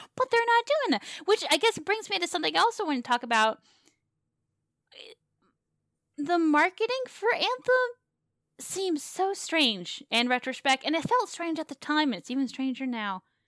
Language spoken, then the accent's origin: English; the South, United States; moved away; I came from the South. I grew up in the South.